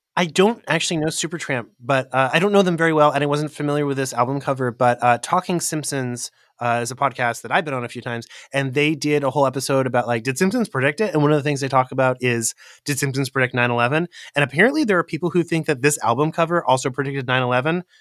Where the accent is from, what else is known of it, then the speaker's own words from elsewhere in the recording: Central California, United States; I grew up in Central California, and there was a gang presence in my hometown